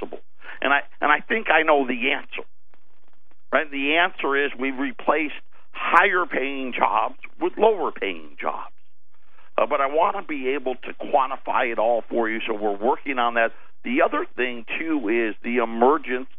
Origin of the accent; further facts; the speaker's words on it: Jamesville, United States; when I was growing up in Jamesville